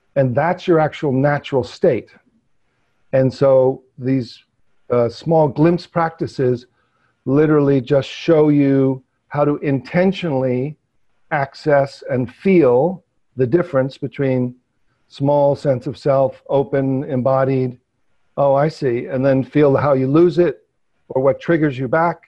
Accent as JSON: {"language": "English", "region": "New York metropolitan area", "country": "United States", "tie": "born or raised there", "said": "I grew up, you know, in New York metropolitan area"}